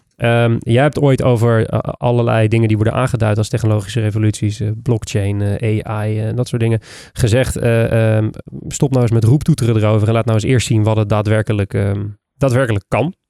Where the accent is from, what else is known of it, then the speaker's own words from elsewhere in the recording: Netherlands; ons als Nederlanders